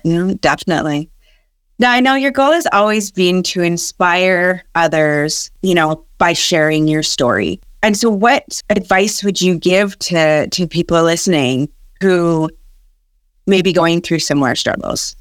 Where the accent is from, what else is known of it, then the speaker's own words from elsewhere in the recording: Canada; also born or lived in Massachusetts; I'm Canadian as well.